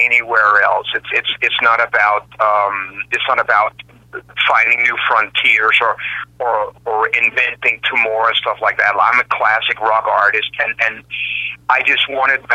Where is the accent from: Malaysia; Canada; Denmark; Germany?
Denmark; Copenhagen, Capital Region of Denmark; moved away as an adult; also born or lived in United States / Australia; I sort of returned back home to where I was born and raised in Denmark.